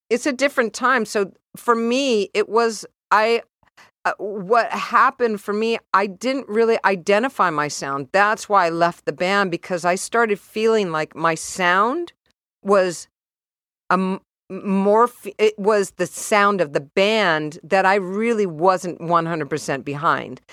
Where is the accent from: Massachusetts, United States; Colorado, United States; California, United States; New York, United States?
California, United States; San Diego; moved away as an adult; also born or lived in San Francisco; I was raised in San Diego